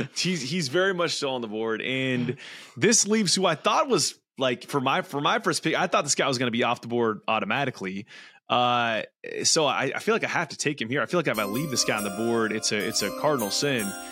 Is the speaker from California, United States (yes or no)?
yes; California, United States; played a lot of golf growing up there. I, I'm, I'm from California.